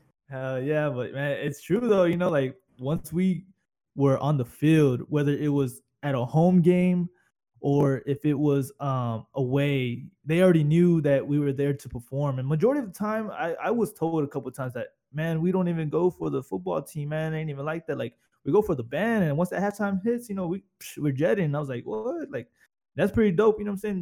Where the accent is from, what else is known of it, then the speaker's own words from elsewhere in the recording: Corpus Christi, Texas, United States; accent: southern; moved away as an adult; I'm away from Corpus and all the bullshit and all the fucking weirdos down there